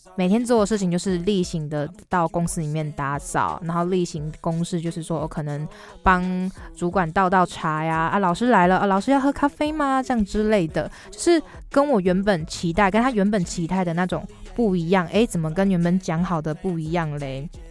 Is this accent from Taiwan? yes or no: yes; Xiaoliuqiu, Pingtung County, Taiwan; 我的故乡其实是在小琉球